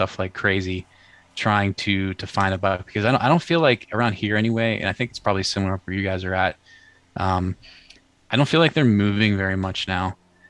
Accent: Pennsylvania, United States; I grew up in Western PA. I think I might have mentioned this the first time I was on here with you guys, but grew up in Western PA, like a big hunting area

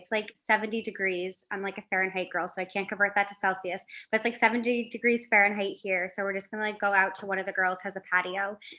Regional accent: Connecticut, United States; moved away as an adult; now in Philadelphia, United States

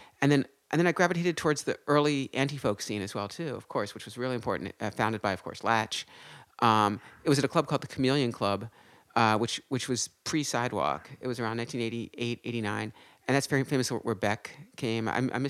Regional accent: Philadelphia, Pennsylvania, United States; moved away as an adult; also born or lived in Syracuse, New York; now in New York, United States; So my birth certificate is New York, Syracuse, but we're really from Philadelphia.

